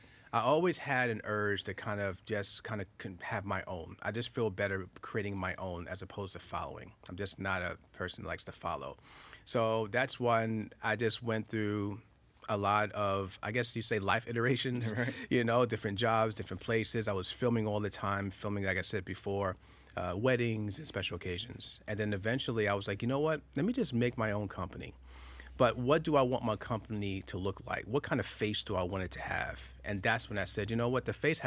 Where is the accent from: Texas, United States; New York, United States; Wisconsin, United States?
New York, United States; Queens; I started filming when I was 10 years old back in Far Rockaway, Queens. I'm a New Yorker, so I'm in Queens, right? So we're in Queens by the beach and everything else